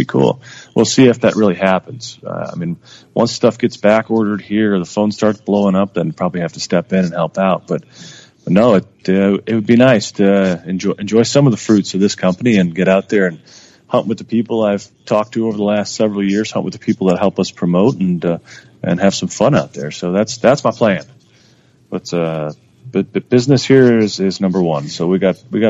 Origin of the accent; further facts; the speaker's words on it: Missouri, United States; I'm in flooded corn in Missouri